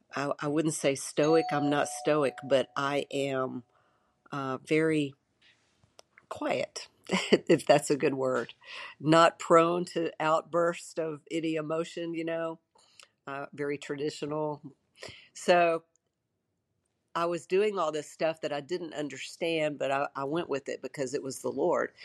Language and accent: English; Shreveport, Louisiana, United States; I grew up in Shreveport, Louisiana